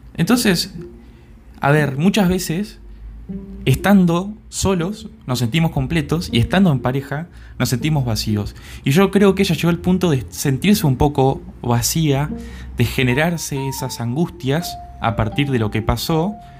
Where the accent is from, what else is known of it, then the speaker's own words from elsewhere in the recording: Entre Ríos, Argentina; bicha le decimos en Argentina o en Entre Ríos, de donde soy yo